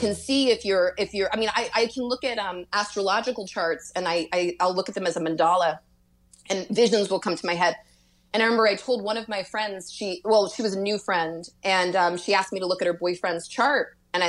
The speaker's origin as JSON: {"language": "English", "town": "Louisville", "region": "Kentucky", "country": "United States", "said": "I'm from Louisville. So it was a city, and where I went to school"}